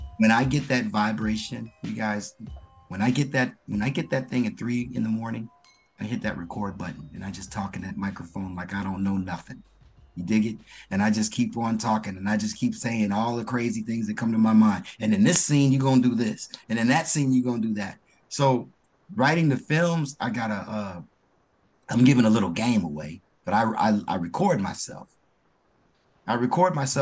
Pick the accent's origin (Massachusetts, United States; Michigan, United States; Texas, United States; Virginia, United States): Michigan, United States; moved away as an adult; also born or lived in Newark, New Jersey / Orlando, Florida; I'm from Michigan